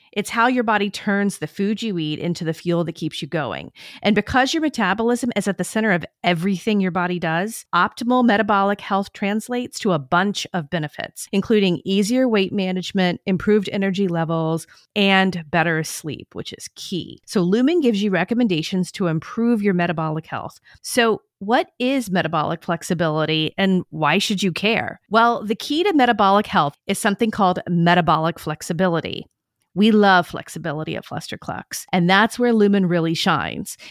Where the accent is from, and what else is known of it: the South, United States; born or raised there